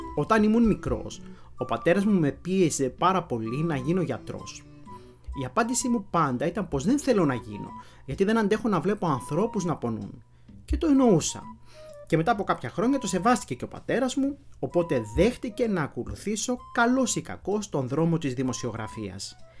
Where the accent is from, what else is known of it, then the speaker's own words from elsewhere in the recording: Florina, Western Macedonia, Greece; στην πατρίδα μου τη Φλόρινα